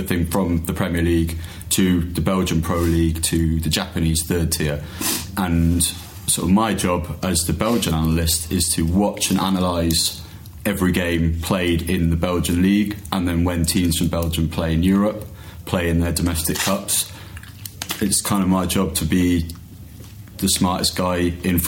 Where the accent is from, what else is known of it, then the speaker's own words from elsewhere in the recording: Wales, United Kingdom; I'm from Wales.